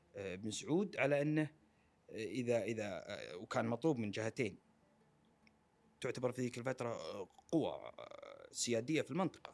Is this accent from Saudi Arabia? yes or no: yes; Saudi Arabia; كلنا ك- كسعوديين